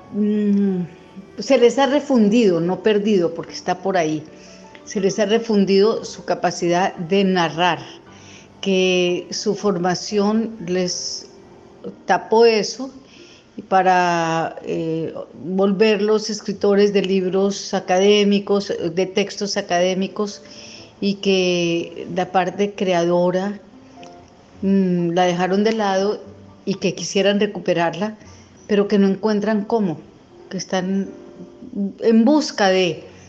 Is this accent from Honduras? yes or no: no; Colombia; escritora colombiana